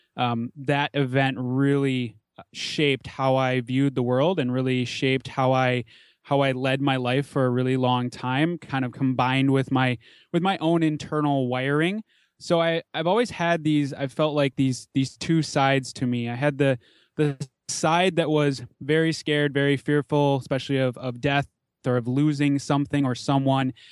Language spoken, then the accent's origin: English; Minneapolis–Saint Paul, Minnesota, United States; I grew up in the Twin Cities in the suburbs, pretty typical suburban upbringing